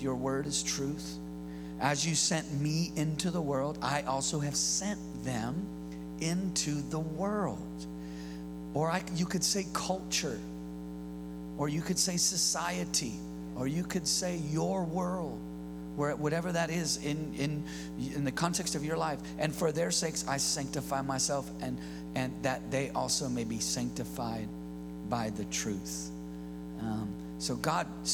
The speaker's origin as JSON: {"language": "English", "region": "California", "country": "United States", "tie": "born or raised there", "said": "I'm born and raised in California."}